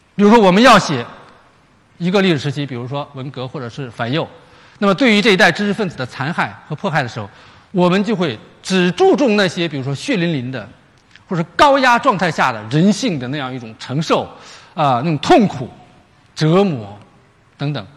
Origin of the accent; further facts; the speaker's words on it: China; 我们中国人